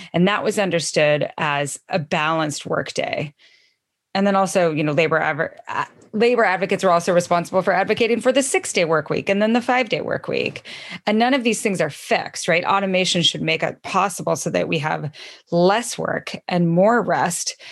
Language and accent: English; Idaho, United States; also born or lived in Missoula, Montana; now in Washington, United States; I'm from Idaho originally